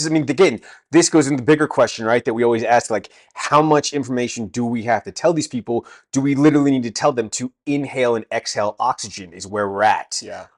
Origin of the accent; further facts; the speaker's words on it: California, United States; now in England, United Kingdom; I'm actually American from California.